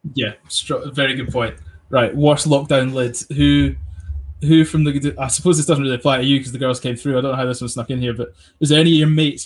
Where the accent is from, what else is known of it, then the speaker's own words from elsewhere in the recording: England, United Kingdom; now in Scotland, United Kingdom; I'm adopted Scottish, like I'm English masquerading as Scottish, but I live Scottish, so I say I'm Scottish